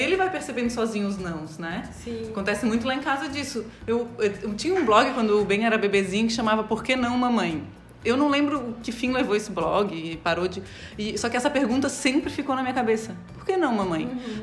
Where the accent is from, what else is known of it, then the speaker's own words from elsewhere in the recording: Florianópolis, Santa Catarina, Brazil; Eu cresci aqui em Florianópolis